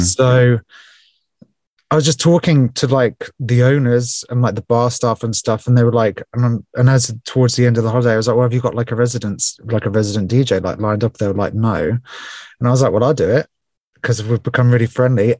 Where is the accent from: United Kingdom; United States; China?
United Kingdom; Portsmouth, South East England; also born or lived in Spain; I was born and raised in Portsmouth on the south coast of England.